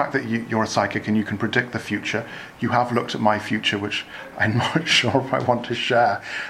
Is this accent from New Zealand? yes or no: no; Ireland; we Irish, we're very superstitious.